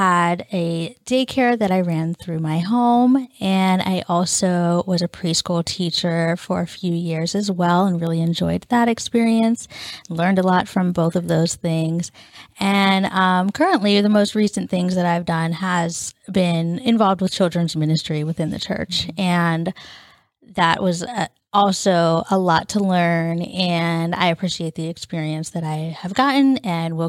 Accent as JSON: {"language": "English", "region": "southwestern Pennsylvania", "country": "United States", "tie": "born or raised there", "also_born_or_lived": "India", "said": "I was adopted from India and adopted into a pastor's family that lived in the southwestern part of Pennsylvania, which is where we still both currently are from, the western side of Pennsylvania. And when I arrived here in the States and moved in with my family, I was 2 years old"}